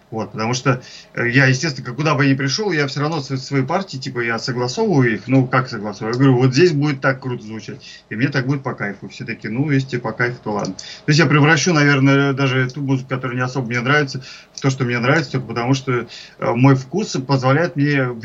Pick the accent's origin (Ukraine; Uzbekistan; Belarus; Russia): Russia; Ivanovo, Ivanovo Oblast; moved away as an adult; now in Moscow, Russia; Я из Иванова приехал в Москву, как в старой сказке.